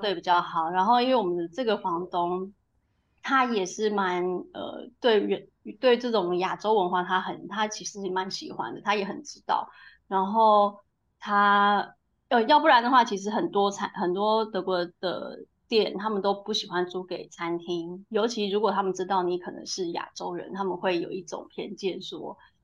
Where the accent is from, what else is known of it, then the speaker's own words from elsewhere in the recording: Taiwan; moved away as an adult; also born or lived in United Kingdom; now in Ratingen, Germany; 我那时候是刚从台湾，呃，英国搬回台湾